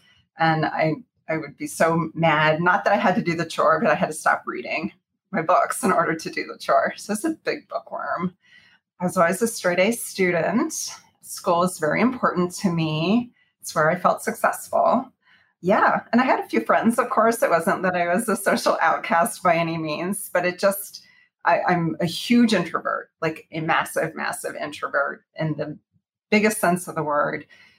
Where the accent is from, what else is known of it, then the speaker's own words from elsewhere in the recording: Houston, Texas, United States; also born or lived in Arlington, Texas / Fort Worth, Texas; So I grew up in Texas, in Houston, Texas, for the most part, although I did go to college at Texas Christian University in Fort Worth. So I grew up in Houston, and then a little bit in Arlington, and then Fort Worth.